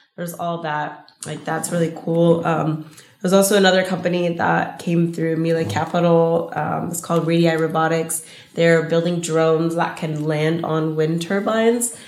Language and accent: English; Los Angeles, California, United States; I'm from L